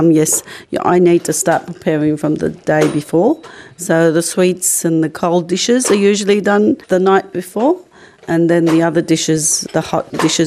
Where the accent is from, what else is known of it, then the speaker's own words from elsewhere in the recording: Australia; we grew up in Australia